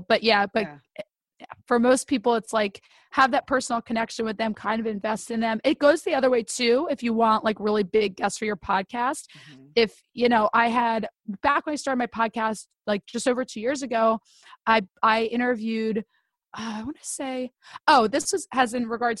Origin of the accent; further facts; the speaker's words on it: Northeast, United States; I'm from the Northeast where we talk really fast